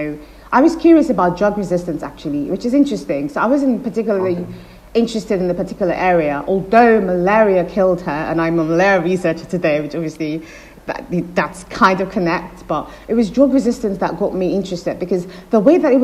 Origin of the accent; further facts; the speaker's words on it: Nigeria; when I was growing up in Nigeria